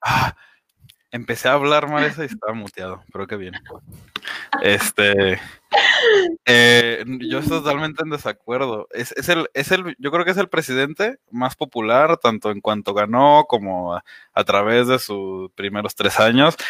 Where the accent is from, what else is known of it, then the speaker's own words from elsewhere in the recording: Mexico; somos mexicanos